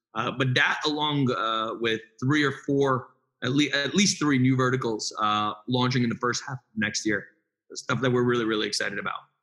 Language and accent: English; New York City, New York, United States; moved away; also born or lived in North Jersey; I grew up in Brooklyn